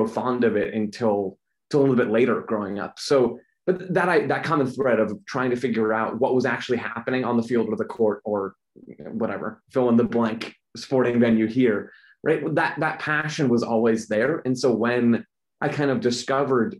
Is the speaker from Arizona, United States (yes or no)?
yes; Phoenix, Arizona, United States; I'm a native to Phoenix, Arizona, which is where I'm still based now